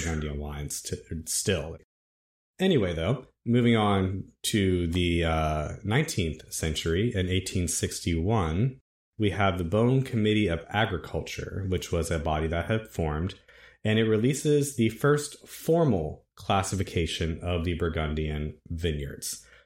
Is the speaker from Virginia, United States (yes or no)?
yes; Virginia, United States; I'm from Virginia